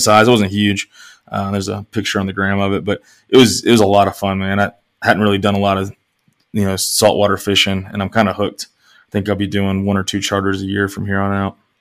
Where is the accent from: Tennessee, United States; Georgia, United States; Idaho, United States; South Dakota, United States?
Tennessee, United States; East; moved away; spending a lot of time growing up in East Tennessee